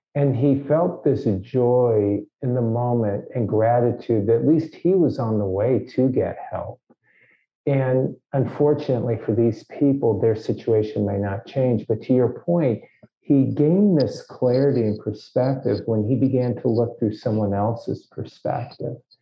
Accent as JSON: {"language": "English", "town": "Los Angeles", "region": "California", "country": "United States", "tie": "born or raised there", "said": "I grew up in Los Angeles."}